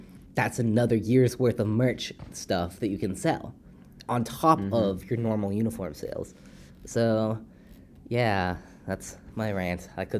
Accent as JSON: {"language": "English", "region": "Massachusetts", "country": "United States", "said": "because I'm from Massachusetts."}